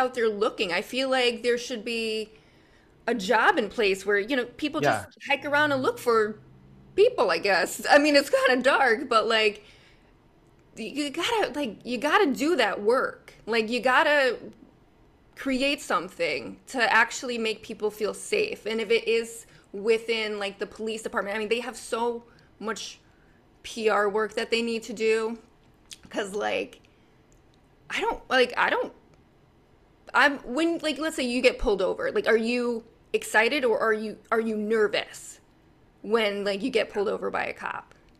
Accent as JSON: {"language": "English", "country": "United States", "said": "I as an American"}